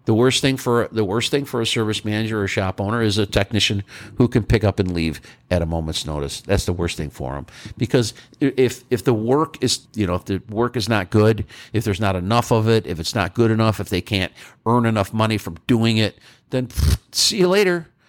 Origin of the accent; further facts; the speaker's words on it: New York, United States; moved away; I'm from New York and I'd like to end up back there someday